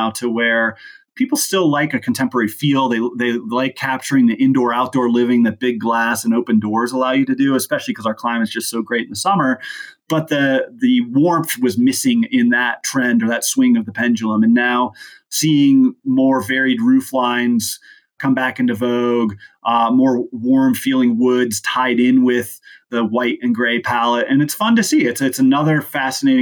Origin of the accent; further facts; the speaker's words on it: Aspen, Colorado, United States; I grew up in Aspen